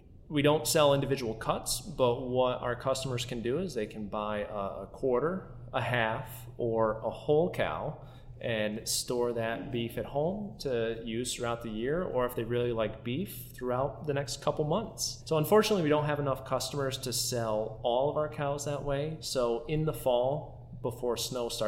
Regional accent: Schaghticoke, New York, United States; I have a family farm that I grew up on here in Scaghtikoke, New York

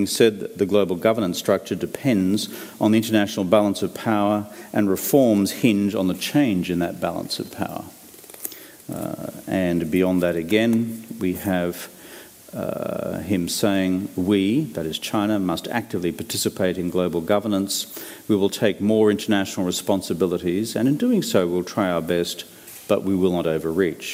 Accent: Australia

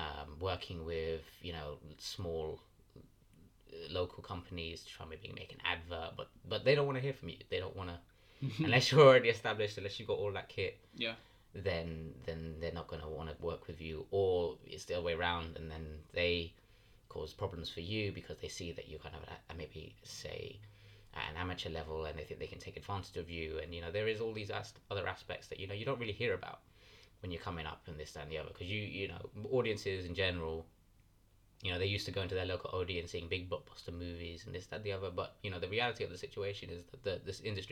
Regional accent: London, United Kingdom; I'm a director from West London

